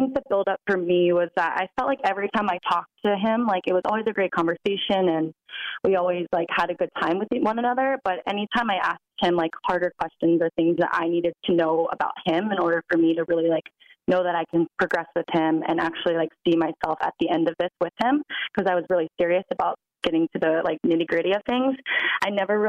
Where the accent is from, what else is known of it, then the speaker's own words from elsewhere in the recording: Virginia Beach, Virginia, United States; moved away as an adult; also born or lived in New York; I'm from Virginia Beach. I grew up there.